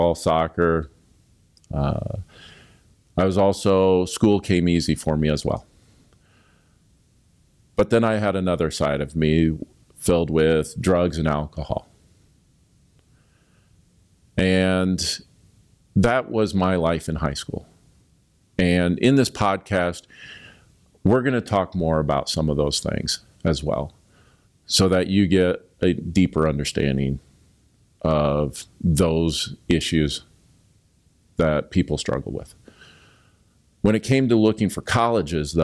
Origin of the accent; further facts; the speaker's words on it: Blair, Nebraska, United States; I grew up in Blair, Nebraska, just a country mile north of Omaha, a small town